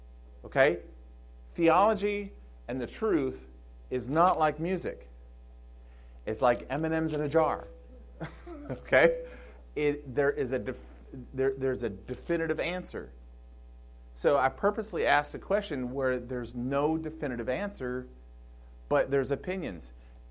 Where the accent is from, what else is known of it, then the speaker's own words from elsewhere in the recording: Michigan, United States; I come from Michigan, and on the Detroit River, it takes almost 10 miles for a freighter just to slow down from going full speed.